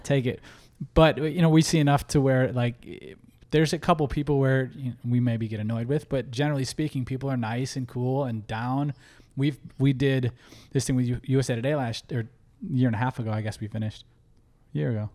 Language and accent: English; Midwest, United States; now in Los Angeles, United States; we're come from the Midwest